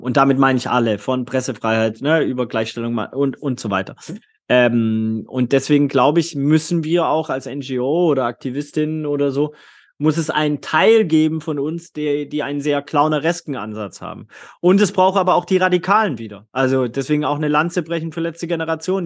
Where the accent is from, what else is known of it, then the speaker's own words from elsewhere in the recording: Swabia, Baden-Württemberg, Germany; Ich bin im schwäbischen Bildungsbürgertum in Süddeutschland ähm, aufgewachsen